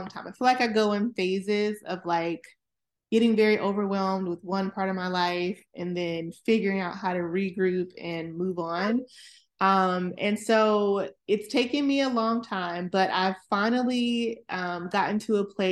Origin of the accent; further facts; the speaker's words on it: Atlanta, Georgia, United States; moved away as an adult; now in Maryland, United States; I'm originally from Atlanta, Georgia, and I currently reside in the Maryland, greater Washington, DC area, where I've been for about 17 years